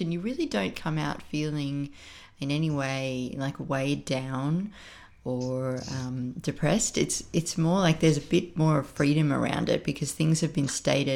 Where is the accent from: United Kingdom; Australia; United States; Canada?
Australia; Canberra, Australian Capital Territory; moved away as an adult; I was born in Canberra. I lived there until I was 27.